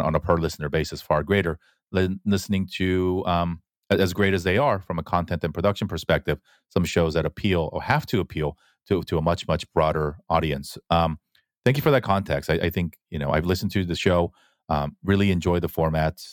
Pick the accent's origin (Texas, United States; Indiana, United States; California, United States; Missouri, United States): California, United States; Fullerton; also born or lived in Korea; I grew up in Fullerton